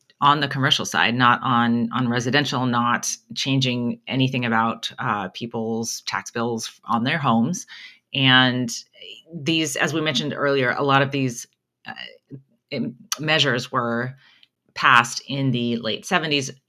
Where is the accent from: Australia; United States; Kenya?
United States; California; growing up in California